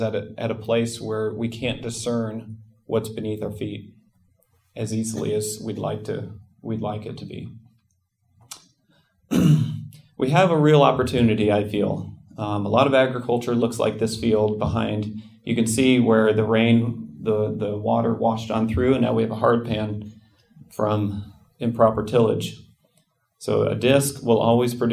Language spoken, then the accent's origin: English; Nebraska, United States; I grew up in Nebraska.